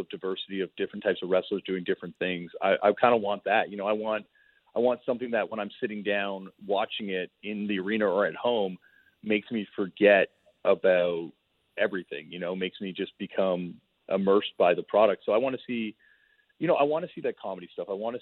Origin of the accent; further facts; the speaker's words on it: Toronto, Ontario, Canada; I grew up in Toronto, Canada